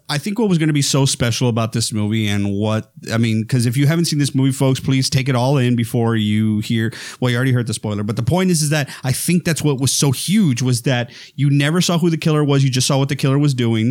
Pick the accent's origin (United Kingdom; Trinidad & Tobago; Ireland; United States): United States; South Texas; I'm from Texas, right? I'm, uh, as y'all may know or not, I'm from the, from the ranch, uh, South Texas area